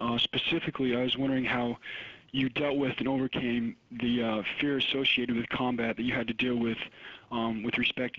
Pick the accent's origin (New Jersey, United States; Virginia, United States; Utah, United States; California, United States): Utah, United States; Salt Lake City; now in West Point, United States; So I'm originally from Salt Lake City, Utah.